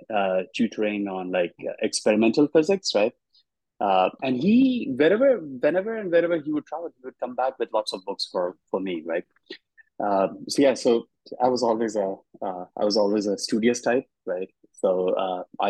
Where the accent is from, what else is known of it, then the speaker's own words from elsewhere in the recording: Dhanbad, Jharkhand, India; moved away as an adult; now in United States; I grew up in a small town in India, in the eastern half of India. It's a coal mining town called Dhanbad.